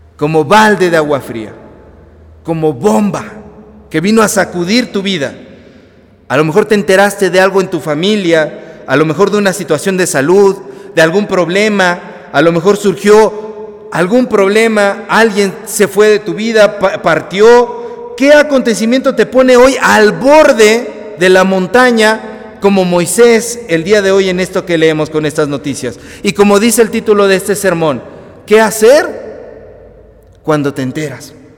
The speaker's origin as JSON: {"language": "Spanish", "country": "Mexico", "said": "esos somos los mexicanos"}